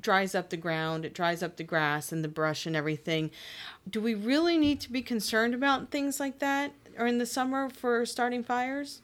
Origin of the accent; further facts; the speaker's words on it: Pennsylvania, United States; now in Maryland, United States; I'm from Pennsylvania